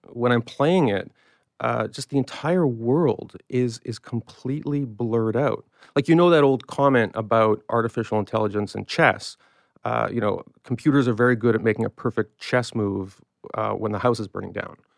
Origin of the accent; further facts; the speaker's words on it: Canada; I'm a Canadian